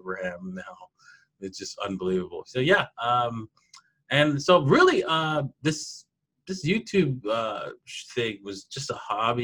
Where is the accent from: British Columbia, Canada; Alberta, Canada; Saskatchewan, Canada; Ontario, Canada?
Ontario, Canada; Toronto; I'm from Canada, and I grew up in Toronto